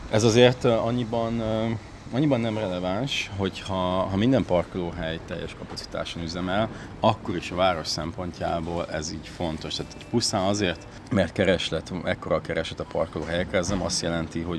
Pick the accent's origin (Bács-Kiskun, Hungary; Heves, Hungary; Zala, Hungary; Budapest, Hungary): Budapest, Hungary; Nem, én ott nőttem fel.